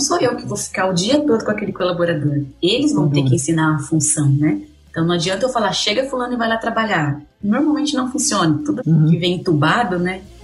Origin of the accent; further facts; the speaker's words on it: Pederneiras, São Paulo, Brazil; accent: interior paulista (caipira R); sou do interior de São Paulo, acho que o sotaque entrega um pouco, né? Ele é bem puxado ainda, tem um R bem. Não. sou de Pederneiras